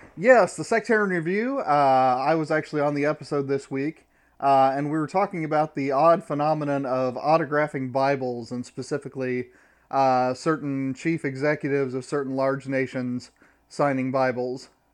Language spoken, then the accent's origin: English; Midwest, United States; now in Georgia, United States; I'm from the Midwest